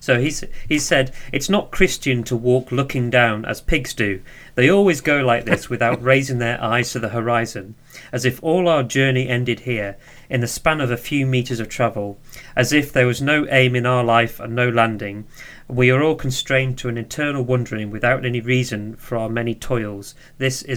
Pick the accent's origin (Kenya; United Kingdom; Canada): United Kingdom; England; I am English